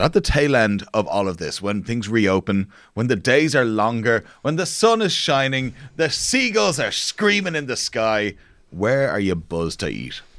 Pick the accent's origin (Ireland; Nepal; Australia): Ireland; Dublin, Leinster; we're all from Dublin